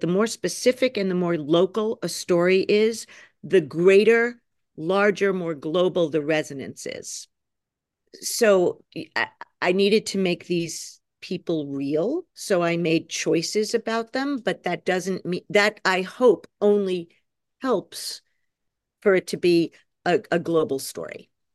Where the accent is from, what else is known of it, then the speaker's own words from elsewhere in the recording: New York, United States; I'm a New Yorker